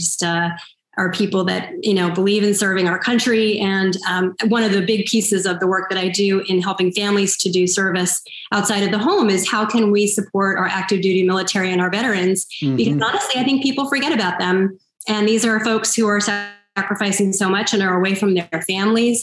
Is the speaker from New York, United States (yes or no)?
yes; New York City, New York, United States; I'm also an American, right? I was born and raised here and educated here